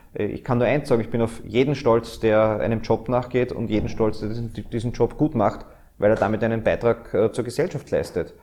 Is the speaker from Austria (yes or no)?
yes; Austria; dieses Österreich, diese Heimat, die wir haben